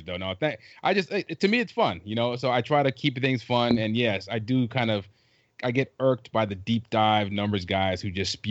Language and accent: English; South Carolina, United States; also born or lived in Trinidad; I was born in Trinidad, raised in South Carolina